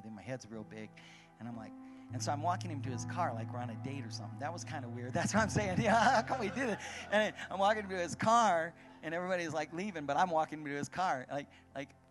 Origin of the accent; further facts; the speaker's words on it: Arizona, United States; I'm from Arizona